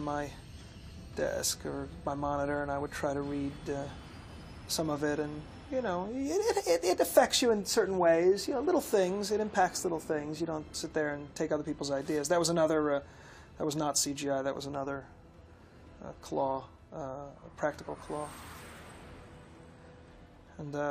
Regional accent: New Jersey, United States; moved away; also born or lived in New York; I'm from New Jersey, and I've lived several years in New York

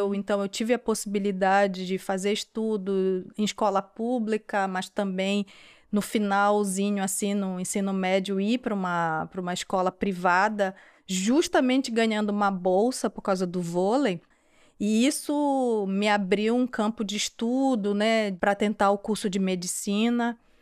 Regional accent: Macapá, Amapá, Brazil; accent: tucuju; moved away as an adult; now in France; eu nasci em Macapá, na capital do estado do Amapá. O Amapá é um estado super recente do Brasil, tem uma grande fronteira a maior fronteira terrestre com a França, né, com a Guiana Francesa. E foi nesse lugar que eu passei grande parte da minha infância, a minha adolescência

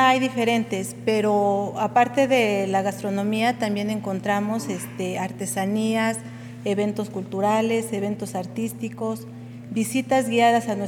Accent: San Andrés Calpan, Puebla, Mexico; mi stand es Fonda y soy de aquí de San Andrés Calpan.

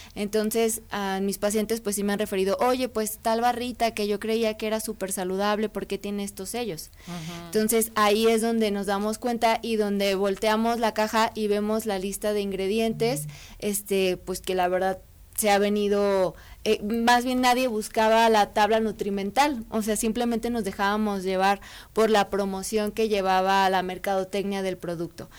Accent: Mexico; nosotros originalmente como mexicanos

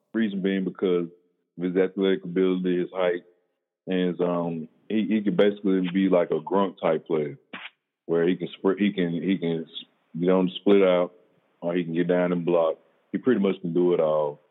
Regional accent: Mississippi, United States; now in Texas, United States; we stay out of state, but we're from Mississippi.

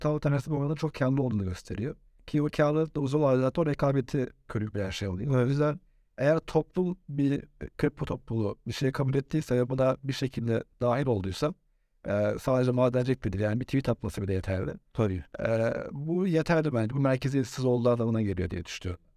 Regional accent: Bodrum, Muğla, Turkey; moved away as an adult; also born or lived in Istanbul; Ben Bodrum'da doğdum, büyüdüm.

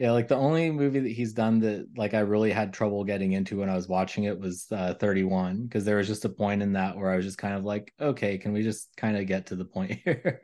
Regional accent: Kentucky, United States; growing up in Kentucky

